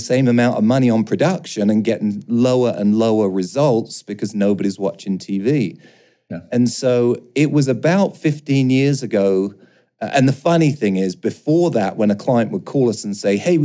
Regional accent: London, United Kingdom; moved away; I grew up in London. As you might be able to hear, I sound a little bit different

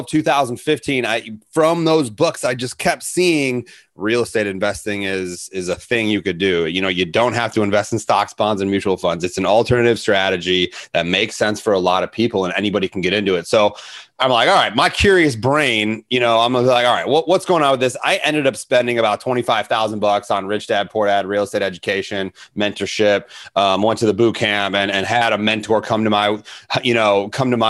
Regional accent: Arlington Heights, Illinois, United States; moved away; Arlington Heights is my hometown

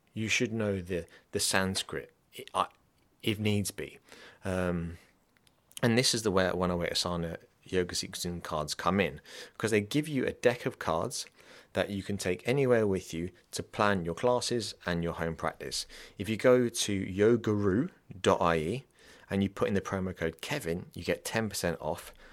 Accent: England, United Kingdom; also born or lived in London; now in Dublin, Ireland; I'm from England

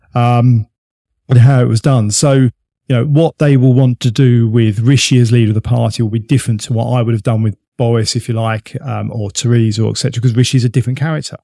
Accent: United Kingdom; we're British

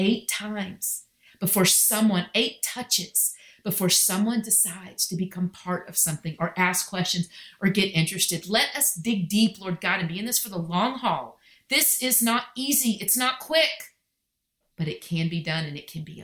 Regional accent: Texas, United States; I'm so Texan

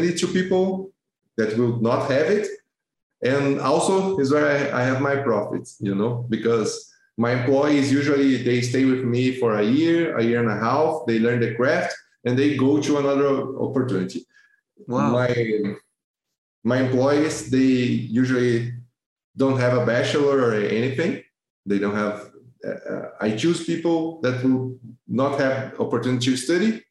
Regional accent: Brazil; English is a second language; I'm from Brazil.

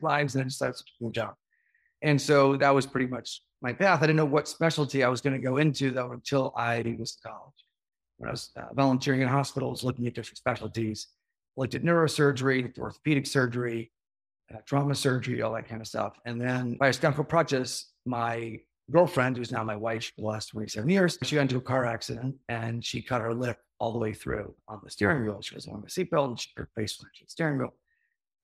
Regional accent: New York, United States; moved away as an adult; also born or lived in Miami, Florida; now in Florida, United States; I grew up in Whatcom County, New York.

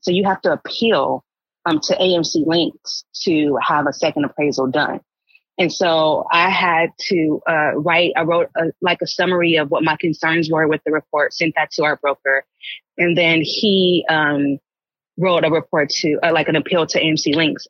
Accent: Los Angeles, California, United States; moved away as an adult; also born or lived in Marin County, California; now in Marin City, United States; I actually grew up in Los Angeles

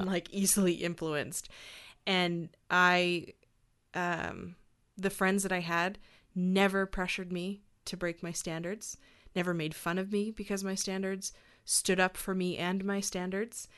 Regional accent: Hanna, Alberta, Canada; also born or lived in Calgary; I grew up in Hannah

